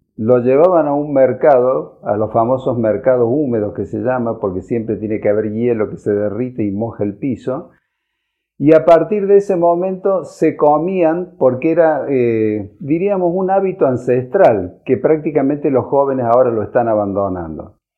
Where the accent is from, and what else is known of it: Argentina